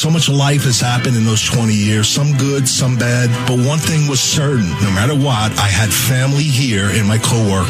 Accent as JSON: {"language": "English", "region": "New York", "country": "United States", "tie": "born or raised there", "said": "I'm a New York kid. I grew up listening to PLJ"}